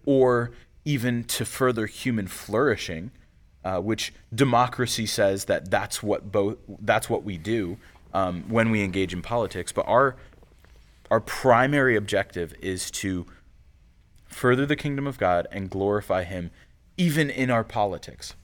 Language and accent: English; United States; we're also American citizens